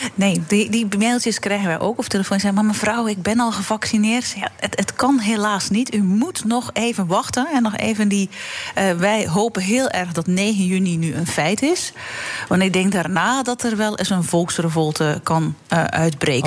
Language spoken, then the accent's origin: Dutch; Belgium; now in Netherlands; België is eh, mijn land, eh, mijn geboorteland